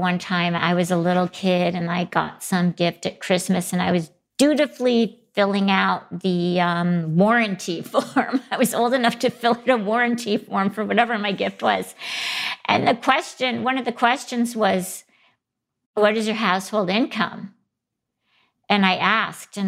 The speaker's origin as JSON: {"language": "English", "town": "Grand Rapids", "region": "Michigan", "country": "United States", "tie": "born or raised there", "also_born_or_lived": "Ann Arbor, Michigan", "said": "I grew up in Ann Arbor and then most of the time in Grand Rapids, Michigan"}